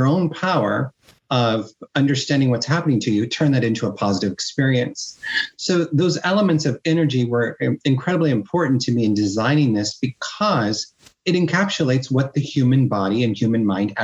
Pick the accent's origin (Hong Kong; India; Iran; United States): United States; Midwest; moved away as an adult; also born or lived in Miami, United States; now in Spain; my environment where I grew up in the Midwest